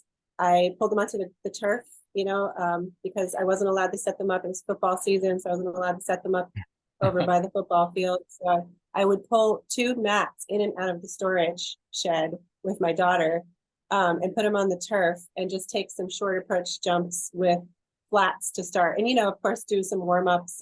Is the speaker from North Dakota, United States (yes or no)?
no; New York, United States; I grew up in New York